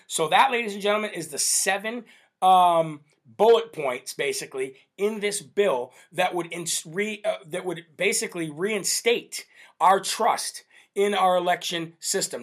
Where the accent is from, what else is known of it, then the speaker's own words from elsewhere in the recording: Northeast, United States; I'm from the Northeast here